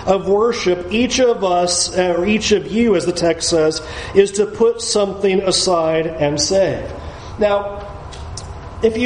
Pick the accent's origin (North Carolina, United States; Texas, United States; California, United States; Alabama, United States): California, United States; San Diego; moved away; as a kid growing up in San Diego